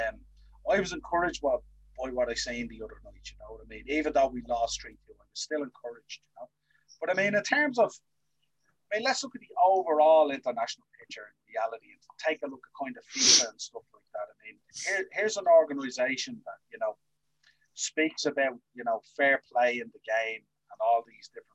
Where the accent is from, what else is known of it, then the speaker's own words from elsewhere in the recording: Ireland; us being two Irish lads